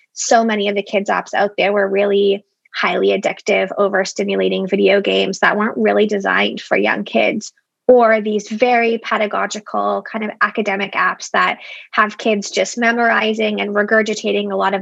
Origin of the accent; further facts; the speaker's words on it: Toronto, Ontario, Canada; I'm from Toronto, and I am in Toronto